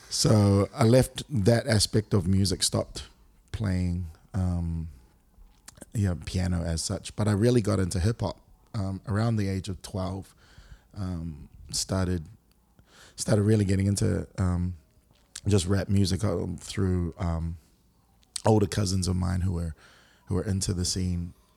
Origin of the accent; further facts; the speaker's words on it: Auckland, New Zealand; moved away as an adult; also born or lived in Singapore; now in Brisbane, Australia; born and raised in Auckland, New Zealand